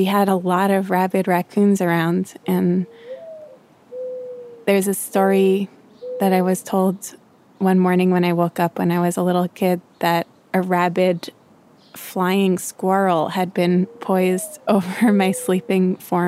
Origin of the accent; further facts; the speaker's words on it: New York, United States; as a New Yorker